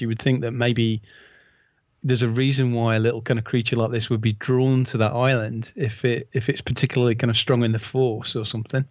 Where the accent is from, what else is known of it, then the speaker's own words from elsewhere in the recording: United Kingdom; as a, as a British fan